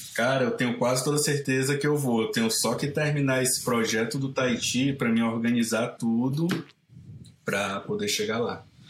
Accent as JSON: {"language": "Portuguese", "town": "Caucaia", "region": "Ceará", "country": "Brazil", "tie": "born or raised there", "also_born_or_lived": "Santa Barbara, California", "moved": "as an adult", "lives_now": "San Francisco, United States", "said": "eu sou de uma cidade chamada Calcaia. Ela fica bem na costa, tipo assim, o centrinho fica a 7 km da praia. Eu cresci nesse centrinho"}